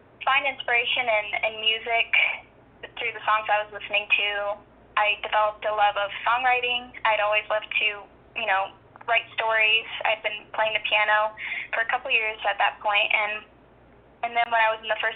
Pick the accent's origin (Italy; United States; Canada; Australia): United States; Juneau, Alaska; my hometown, Juneau